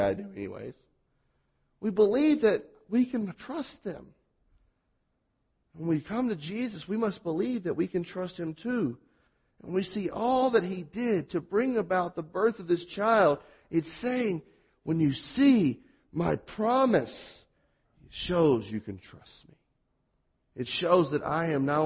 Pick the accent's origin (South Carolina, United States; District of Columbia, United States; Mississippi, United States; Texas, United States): Mississippi, United States; born or raised there; accent: southern; moved away